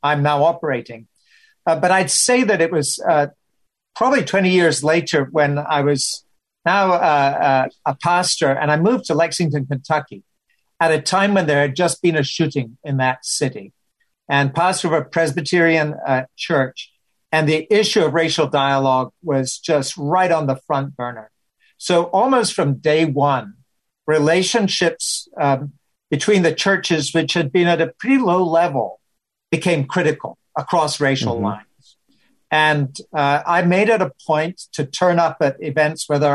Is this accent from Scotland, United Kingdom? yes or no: yes; Scotland, United Kingdom; moved away as an adult; also born or lived in Pittsburgh; now in United States